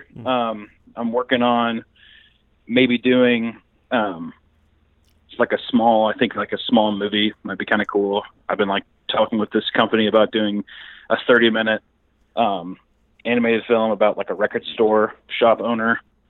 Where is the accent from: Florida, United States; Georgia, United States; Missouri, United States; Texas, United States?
Missouri, United States; Kansas City; Kansas City, Missouri.